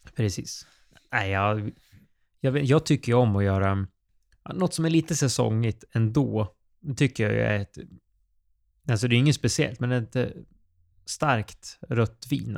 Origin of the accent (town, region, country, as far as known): Sweden